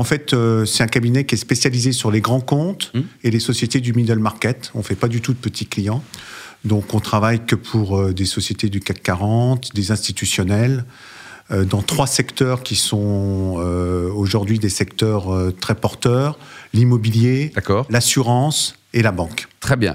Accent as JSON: {"language": "French", "town": "Lyon", "region": "Auvergne-Rhône-Alpes", "country": "France", "tie": "born or raised there", "also_born_or_lived": "Paris", "moved": "yes", "said": "je me suis installé au départ à Lyon d'ailleurs, puisque c'était ma ville natale"}